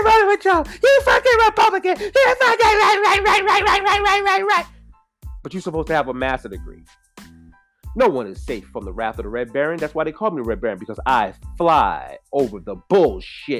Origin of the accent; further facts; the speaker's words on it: United States; I'm American made